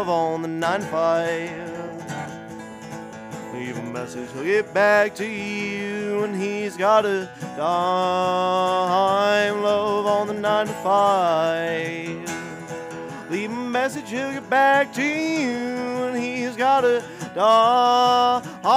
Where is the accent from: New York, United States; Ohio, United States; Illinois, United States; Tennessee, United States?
Illinois, United States; Chicago; moved away; I'm originally from Chicago, and even when I moved away from Chicago